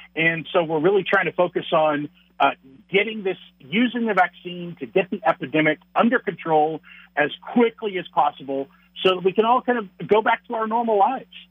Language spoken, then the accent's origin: English; Texas, United States; moved away as an adult; now in La Crosse, United States; I am a Texan. I was born and raised in Texas, um, but we moved. Uh, my wife and I moved up north